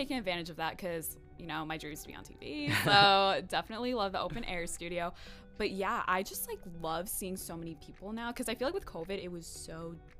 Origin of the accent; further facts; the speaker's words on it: Westchester, New York, United States; moved away as an adult; now in Connecticut, United States; And I said I'm from New York, but it's like Westchester, close to Manhattan.